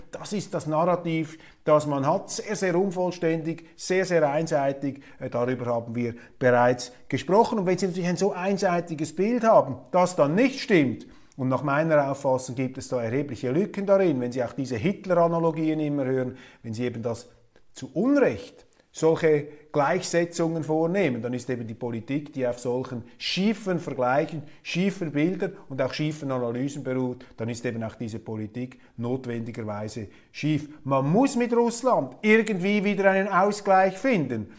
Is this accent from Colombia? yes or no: no; Zurich, Switzerland; wir Zürcher Naivlinge